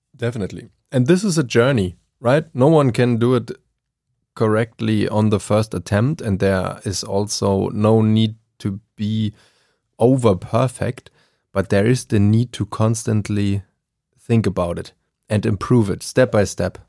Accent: Germany; English is a second language; I am from Germany

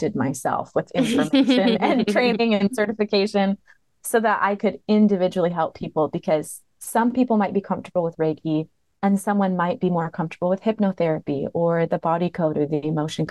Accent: Michigan, United States; also born or lived in Montana / Hawaii; now in Alabama, United States; I've lived in Montana. I've lived in Hawaii, but I'm from Michigan. That's where I was raised.

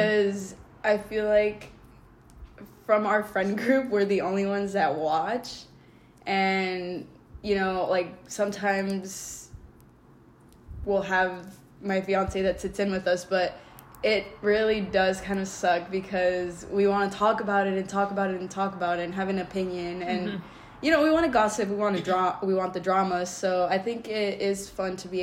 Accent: Los Angeles County, California, United States; we are from California. We are Los Angeles County

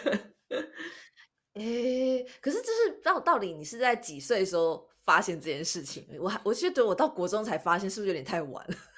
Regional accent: Taiwan; 我们台湾人

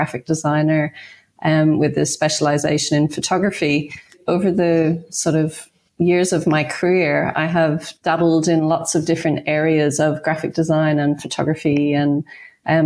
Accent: Ireland; now in Australia; I grew up in Ireland

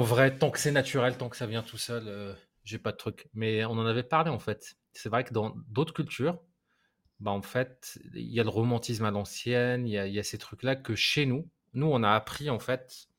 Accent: Morocco; j'ai grandi au Maroc

